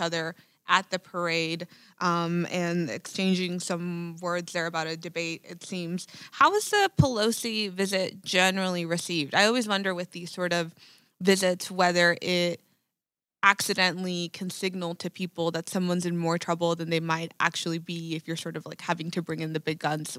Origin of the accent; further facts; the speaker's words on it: Laredo, Texas, United States; in my hometown of Laredo